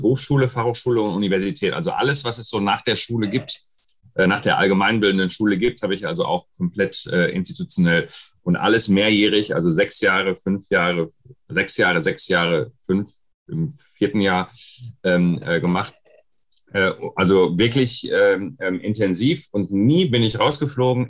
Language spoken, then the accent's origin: German; West Germany, Germany; in Ostdeutschland wurde ich auch als erst das erste Mal als Deutscher bezeichnet, aber als Scheiß Wessi